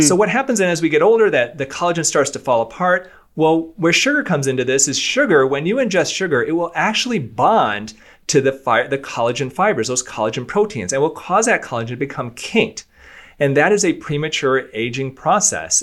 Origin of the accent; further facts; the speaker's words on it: Michigan, United States; I'm from Michigan as well. I'm from a small town of Michigan